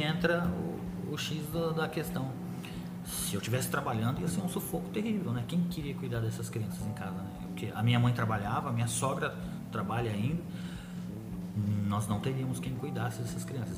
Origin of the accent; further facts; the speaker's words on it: Agudos, São Paulo, Brazil; Nós somos de Agudos